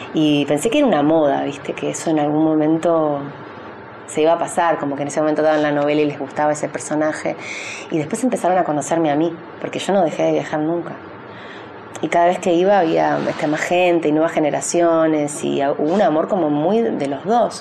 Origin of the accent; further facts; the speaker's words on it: Uruguay; also born or lived in Argentina; now in San Isidro, Argentina; yo soy uruguaya, argentina, rusa